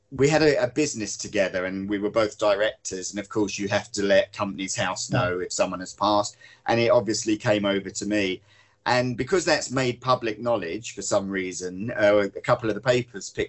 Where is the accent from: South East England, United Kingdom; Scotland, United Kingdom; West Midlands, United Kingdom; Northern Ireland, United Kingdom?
South East England, United Kingdom; Hove; moved away as an adult; also born or lived in London; I was born in London, but we moved down to Sussex and Hove when I was four, and I stayed down there literally till I was 25